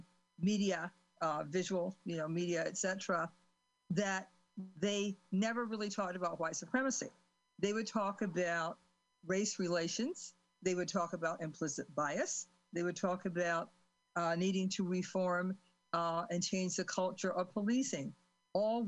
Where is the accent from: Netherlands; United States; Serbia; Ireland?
United States; Cleveland, Ohio; I grew up in Cleveland, Ohio, because they were part of the Great Migration.